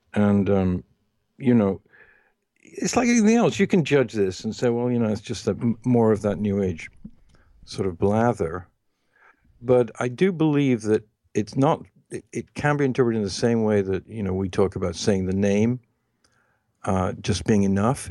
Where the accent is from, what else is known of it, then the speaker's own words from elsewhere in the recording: England, United Kingdom; moved away; also born or lived in United States; when I was growing up in England and then in the United States